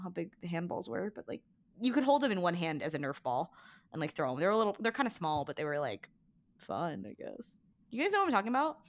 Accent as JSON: {"language": "English", "region": "California", "country": "United States", "tie": "born or raised there", "said": "I grew up in California, too"}